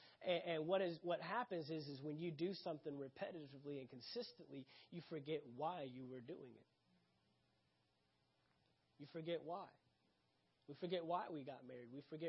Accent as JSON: {"language": "English", "region": "the South", "country": "United States", "said": "I'm from the South. That's what we do."}